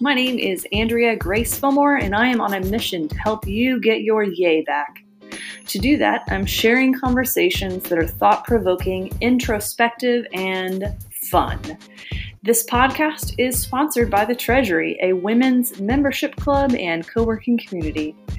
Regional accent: Mexico; yeah, I'm from Mexico and I can pretty much eat spicier food than most people.

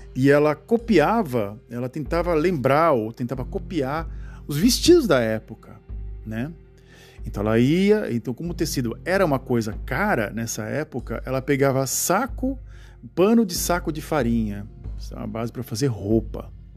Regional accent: Santos, São Paulo, Brazil; da cidade de Santos, onde a cidade onde eu nasci

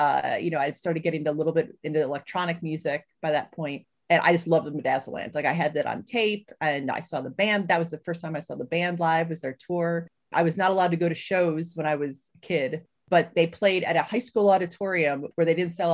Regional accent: Cleveland, Ohio, United States; I grew up in Cleveland

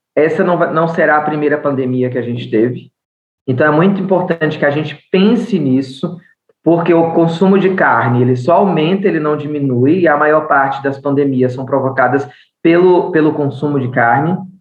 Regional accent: Bahia, Brazil; accent: Bahian; moved away as an adult; now in São Paulo, Brazil; eu sou baiana, judia, nordestina

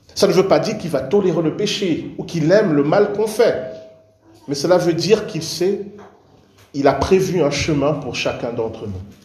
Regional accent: Cameroon; moved away; je suis né, j'ai grandi au Cameroun

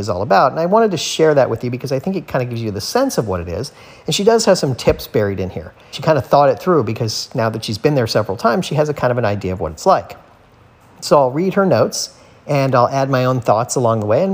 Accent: South Florida, United States; growing up in South Florida and living here

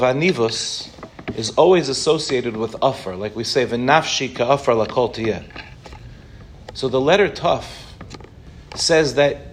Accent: Harborview, Five Towns, New York, United States; now in Israel; I grew up 5 minutes from here in a place called Harborview

